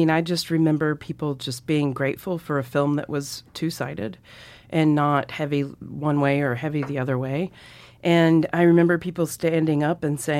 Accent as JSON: {"language": "English", "region": "Mississippi", "country": "United States", "tie": "born or raised there", "moved": "yes", "lives_now": "Montana, United States", "said": "Yeah, I grew up in Mississippi"}